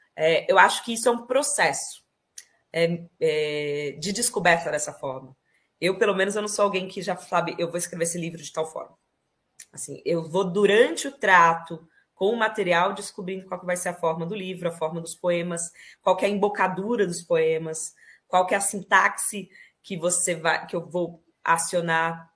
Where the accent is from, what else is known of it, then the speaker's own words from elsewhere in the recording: Ribeirão Preto, São Paulo, Brazil; moved away as an adult; now in Spain; Nasci em Ribeirão Preto, interior de São Paulo. Uh, vivi lá a minha infância, uma boa parte da minha juventude, toda a minha adolescência